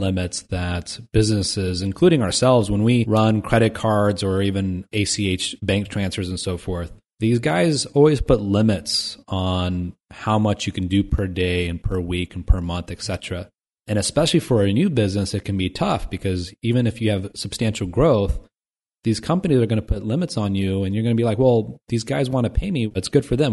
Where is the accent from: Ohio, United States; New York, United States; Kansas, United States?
Ohio, United States; Dayton; Dayton, Ohio, my hometown